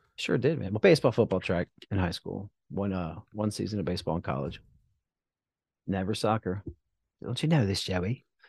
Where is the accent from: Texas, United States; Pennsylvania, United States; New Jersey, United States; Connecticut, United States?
New Jersey, United States; I'm from South Jersey